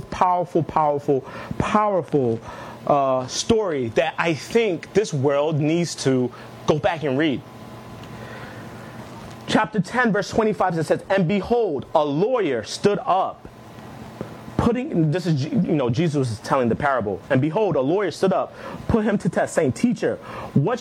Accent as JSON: {"language": "English", "country": "Nigeria", "said": "Before I am Nigerian, before I am black, I am a Christian"}